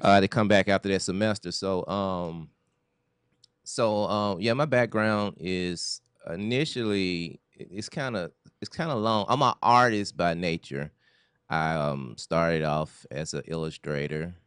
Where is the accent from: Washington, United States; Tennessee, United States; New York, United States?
Tennessee, United States; Memphis; moved away as an adult; now in Los Angeles, United States; originally I'm from Memphis, Tennessee